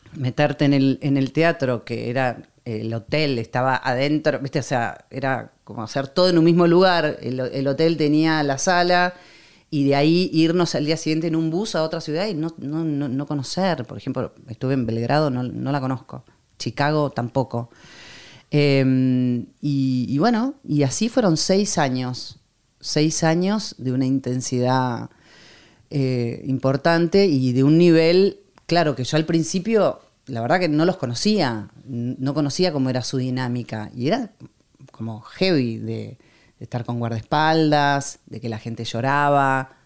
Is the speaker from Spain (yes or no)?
no; Argentina; moved away; also born or lived in France; soy una cantante argentina